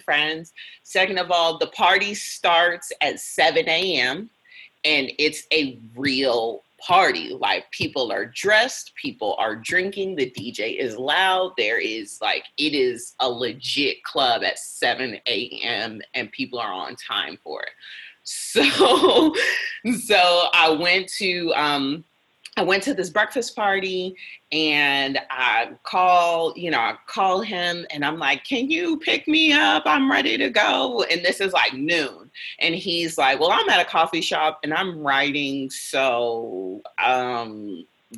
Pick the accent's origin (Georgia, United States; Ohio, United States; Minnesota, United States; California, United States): Ohio, United States; Cleveland; moved away; I'm originally from Cleveland